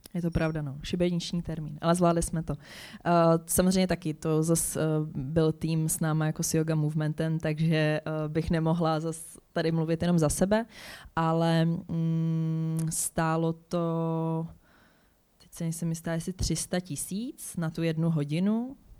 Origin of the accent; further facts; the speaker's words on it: Hradec Králové, Hradec Králové Region, Czechia; já jsem jako holka z Hradce Králové